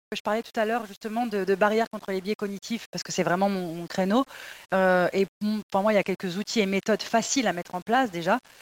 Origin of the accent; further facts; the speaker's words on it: Paris suburbs, Île-de-France, France; j'ai grandi dans des banlieues parisiennes